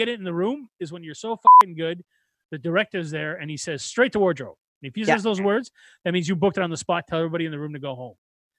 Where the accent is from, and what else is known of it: Canada